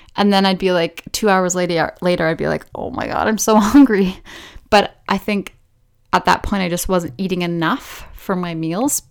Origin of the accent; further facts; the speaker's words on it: British Columbia, Canada; I was born in Canada, on the west coast of Canada, so in British Columbia, to a relatively somewhat normal family.